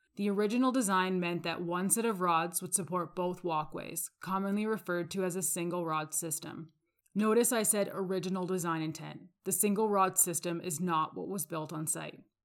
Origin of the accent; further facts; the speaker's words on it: Calgary, Alberta, Canada; I'm from Calgary, Alberta.